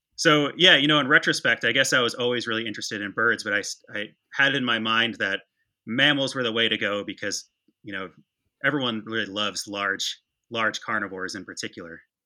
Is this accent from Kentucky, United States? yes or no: no; West Michigan, United States; I grew up in West Michigan